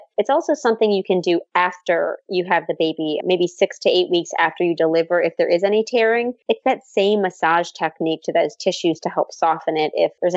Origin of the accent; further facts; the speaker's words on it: New Orleans, Louisiana, United States; moved away; my hometown